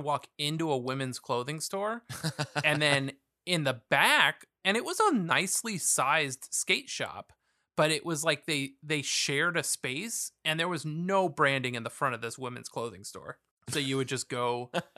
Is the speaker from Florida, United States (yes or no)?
no; Hermosa Beach, California, United States; I grew up near Hermosa Beach